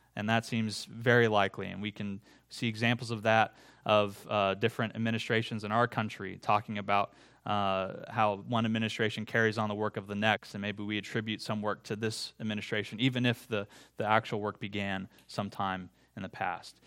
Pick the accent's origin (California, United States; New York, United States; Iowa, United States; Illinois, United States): Iowa, United States; growing up in Iowa